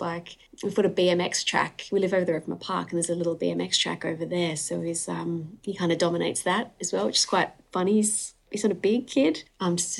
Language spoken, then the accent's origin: English; Perth, Western Australia, Australia; also born or lived in Newcastle upon Tyne, United Kingdom; We moved over when I was 7